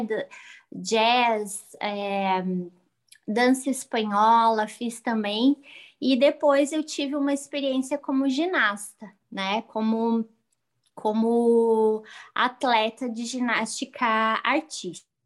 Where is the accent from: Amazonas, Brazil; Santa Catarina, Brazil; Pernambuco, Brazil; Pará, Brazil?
Santa Catarina, Brazil; Sou de Santa Catarina.